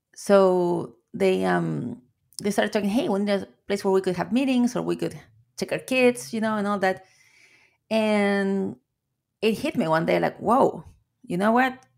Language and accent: English; Chile; English is a second language; moved away as an adult; now in Seattle, United States; As you can hear with my accent, I am an immigrant from Chile. I came to the US in 2005